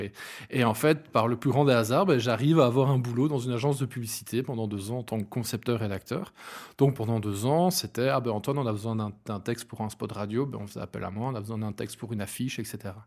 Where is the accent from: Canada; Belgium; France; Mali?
Belgium; Hainaut, Wallonia; also born or lived in Binche; je suis originaire du Hainaut, plus spécifiquement dans Derlu, donc c'est un bled entre Charleroi, la Louvière et Mons. J'y ai vécu très longtemps. J'ai fait toutes mes études à Binche